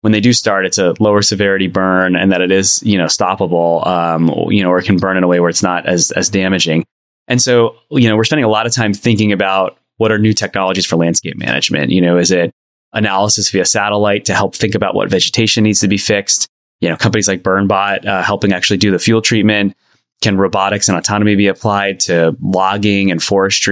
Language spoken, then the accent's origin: English; New York area, United States; moved away; I'm originally from the New York area